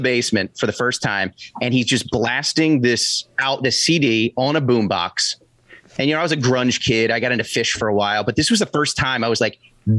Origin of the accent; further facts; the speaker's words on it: Philadelphia, Pennsylvania, United States; my hometown of Philadelphia